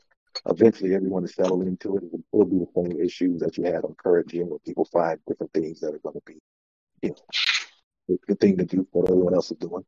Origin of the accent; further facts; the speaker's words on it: Miami, Florida, United States; I'm from Miami